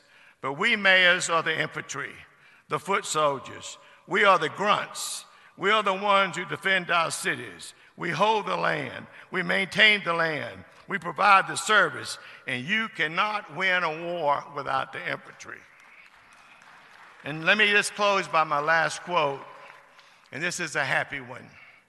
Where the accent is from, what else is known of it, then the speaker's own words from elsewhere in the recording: Georgia, United States; my home state of Georgia